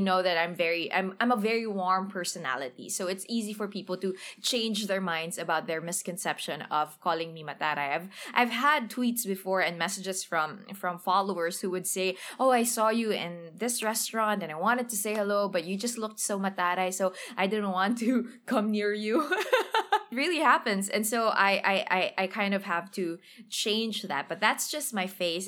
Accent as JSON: {"language": "English", "town": "Manila", "region": "Metro Manila", "country": "Philippines", "tie": "born or raised there", "second_language": "English", "said": "I grew up in Tondoy, went to a public, uh, elementary, public high school"}